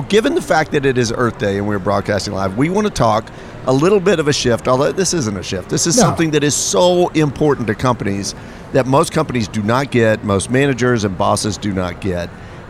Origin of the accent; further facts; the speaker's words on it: Thailand; now in Dallas, United States; I grew up in Thailand.